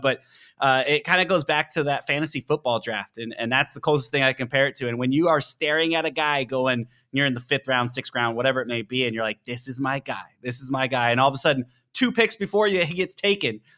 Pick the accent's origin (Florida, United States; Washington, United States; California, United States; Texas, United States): Washington, United States; Seattle; I grew up in the Seattle area for a long time